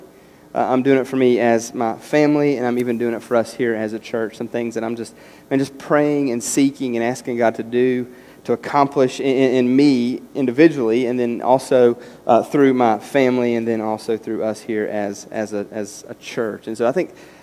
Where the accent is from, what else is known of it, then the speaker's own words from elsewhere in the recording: West Virginia, United States; moved away; As a kid growing up in West Virginia